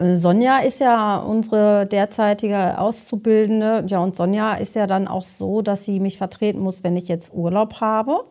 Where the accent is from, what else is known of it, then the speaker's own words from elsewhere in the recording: Beckum, North Rhine-Westphalia, Germany; ich komme ja auch aus Bechkam